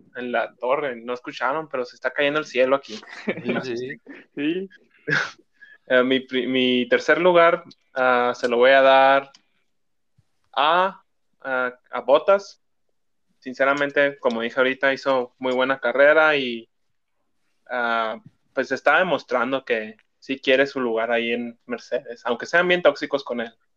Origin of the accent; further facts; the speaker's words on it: Mexico; como fan mexicano